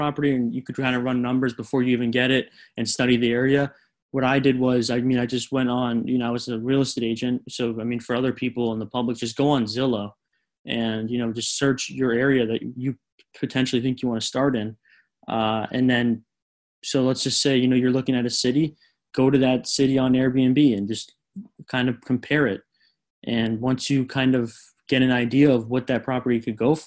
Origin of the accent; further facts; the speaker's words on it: South Florida, United States; growing up in South Florida and, you know, knowing my area so well